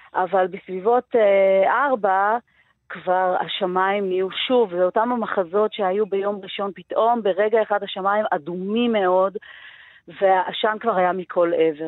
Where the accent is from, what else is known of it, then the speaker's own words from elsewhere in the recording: Givat Ye'arim, Jerusalem District, Israel; גרה ונולדתי וגדלתי בגבעת יערים